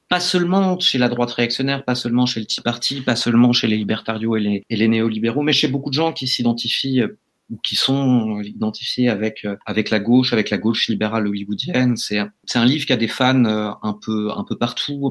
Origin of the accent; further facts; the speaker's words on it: France; en tant que Français